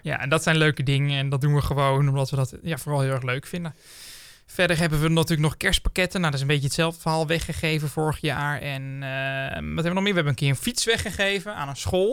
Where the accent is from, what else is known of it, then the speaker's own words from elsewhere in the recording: Brummen, Gelderland, Netherlands; Ik kom zelf ook uit Brummen